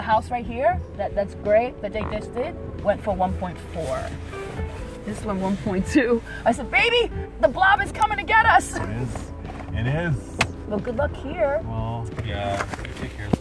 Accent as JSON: {"language": "English", "country": "Puerto Rico", "said": "I'm Puerto Rican."}